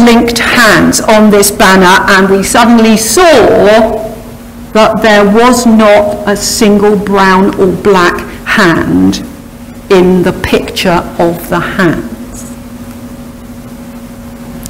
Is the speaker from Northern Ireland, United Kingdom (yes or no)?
no; Harrow, London, United Kingdom; also born or lived in Wales; I grew up in the Harrow area and came here when I was a youngster